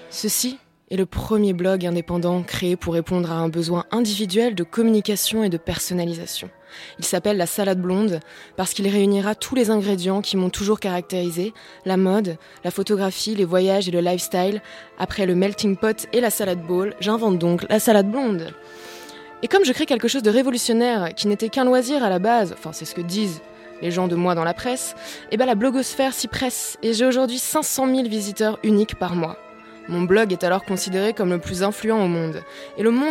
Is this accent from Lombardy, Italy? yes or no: yes; Cremona, Lombardy, Italy; born there; Je suis née à Crémone, une ville italienne que vous ne connaissez sûrement pas